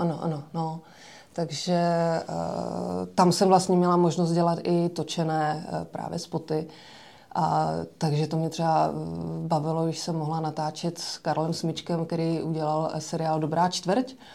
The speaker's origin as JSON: {"language": "Czech", "town": "Rusava", "region": "Zlín Region", "country": "Czechia", "said": "Eh, já jsem z malé vesnice, která se jmenuje Rusava"}